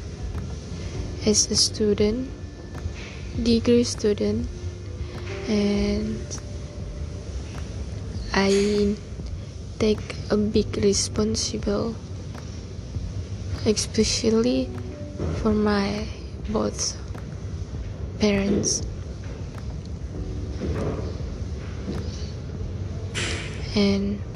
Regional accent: Sabah, Malaysia; moved away as an adult; I'm not from here. I'm from Sabah

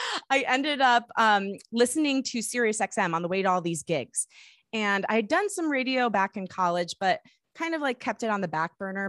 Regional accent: Michigan, United States; I grew up in Michigan

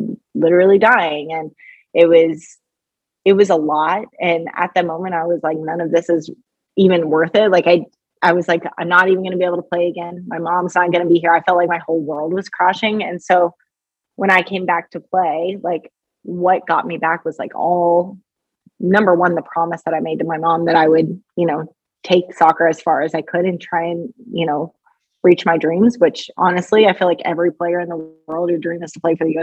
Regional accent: Kentucky, United States; also born or lived in Australia; now in Chicago, United States; I grew up in Kentucky

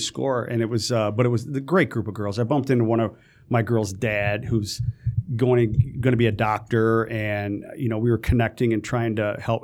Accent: Detroit, Michigan, United States; born and raised in Detroit

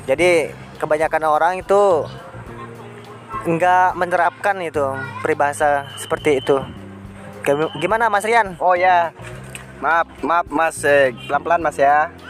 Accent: Sumbawa, West Nusa Tenggara, Indonesia; Saya orang Sumbawa, saya mas.

